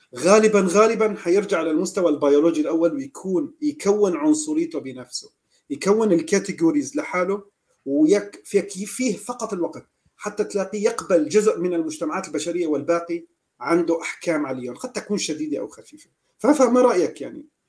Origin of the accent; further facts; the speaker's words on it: Aleppo, Aleppo Governorate, Syria; نحن عندنا بالمدينه تبعنا اه لا نحن من حلب